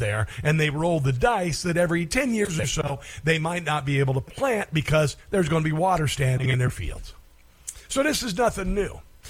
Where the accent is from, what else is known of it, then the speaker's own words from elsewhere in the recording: Neola, Iowa, United States; moved away; my hometown, Neola, Iowa